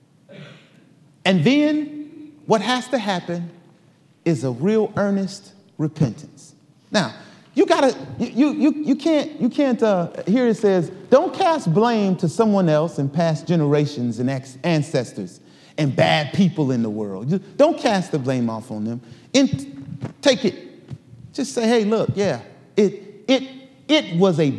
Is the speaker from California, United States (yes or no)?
no; Detroit, Michigan, United States; I grew up in Detroit, Michigan